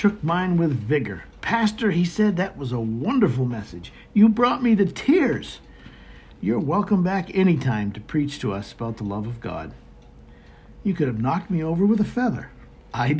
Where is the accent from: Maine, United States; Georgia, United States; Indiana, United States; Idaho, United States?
Maine, United States; I'm a native of Northern New England, born and raised in Maine.